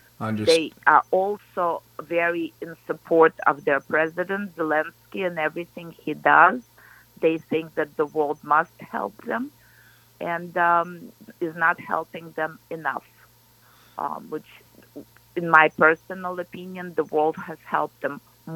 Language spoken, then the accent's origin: English; Kyiv, Ukraine; now in United States; I am from Kyiv, which is the capital of Ukraine. When I was growing up, it was USSR, but it was still Ukrainian SSR.